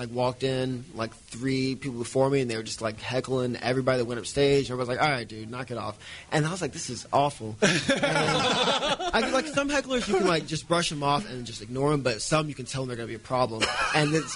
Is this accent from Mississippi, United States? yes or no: yes; Mississippi, United States; moved away as an adult; also born or lived in Texas / Itta Bena, Mississippi / Oxford, Mississippi; now in St. Louis, United States; Texas, then Mississippi